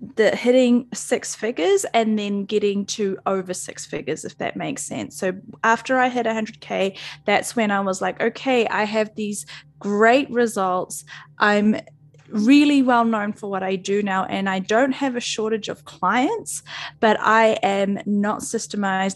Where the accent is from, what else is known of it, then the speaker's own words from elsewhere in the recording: New Zealand; I'm a Kiwi, so I'm from New Zealand